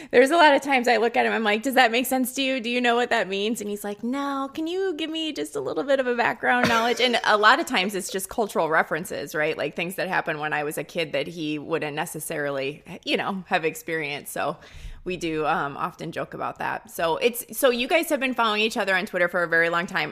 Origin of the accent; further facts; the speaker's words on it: Midwest, United States; accent: Midwestern; I have the Midwestern accent and I'm a little out of place